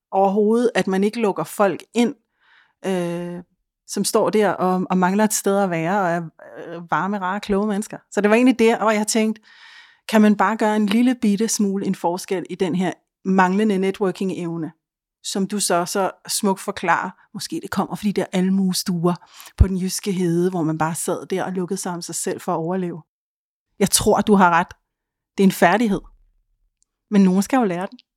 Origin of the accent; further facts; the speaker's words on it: Helsingør, Capital Region of Denmark, Denmark; Og jeg, jeg, jeg flygtede jo selv fra Helsingen, fordi det var det der miljø.